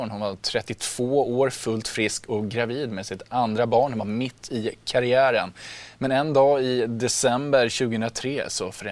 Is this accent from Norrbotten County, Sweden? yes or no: yes; Piteå, Norrbotten County, Sweden; now in Stockholm, Sweden; jag är ju själv från eh, Piteå och eh, uppfödd med surströmming och är nedflyttad till Stockholm sedan ett antal år tillbaks